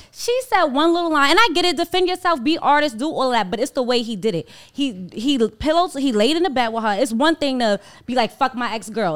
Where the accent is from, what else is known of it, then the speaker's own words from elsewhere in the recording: New York City, New York, United States; I was from Harlem